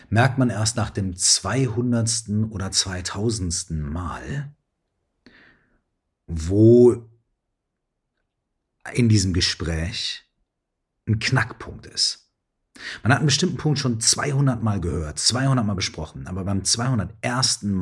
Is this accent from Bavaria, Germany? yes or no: no; Minden, North Rhine-Westphalia, Germany; So wie hier gerade in meiner alten Heimatstadt Minden, wenn ich heute in den Himmel gucke.